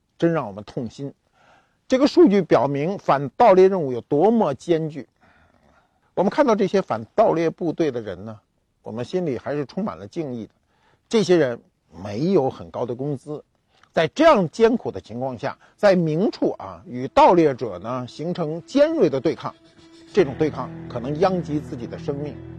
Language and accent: Chinese; China; 我们中国人